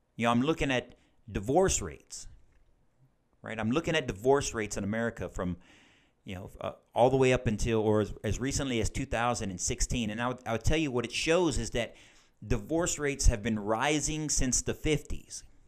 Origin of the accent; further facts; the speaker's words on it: United States; as Christian American adults